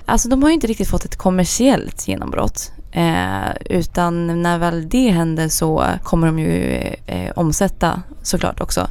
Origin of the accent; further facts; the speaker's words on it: Sigtuna, Stockholm County, Sweden; also born or lived in Gothenburg; jag kommer från Sigtuna